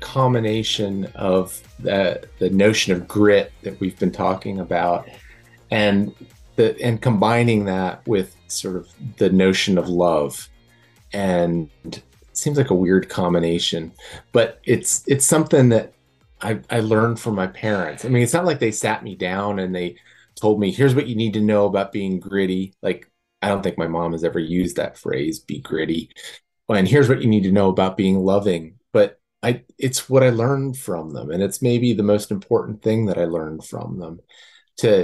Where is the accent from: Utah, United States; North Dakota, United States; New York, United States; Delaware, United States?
Delaware, United States; now in Reston, United States; I grew up in Delaware on the east coast of the United States.